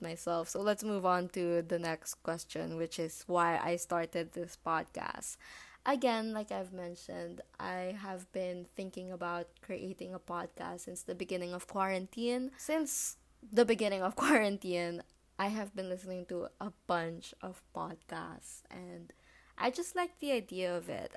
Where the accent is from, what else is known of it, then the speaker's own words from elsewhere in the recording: Philippines; I am Filipino from the Philippines.